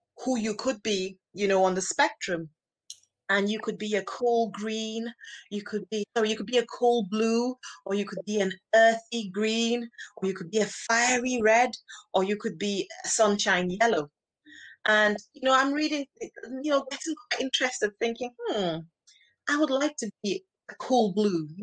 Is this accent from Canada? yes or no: no; Nigeria; accent: Nigerian; now in United Kingdom; I grew up in Nigeria, where most people are Black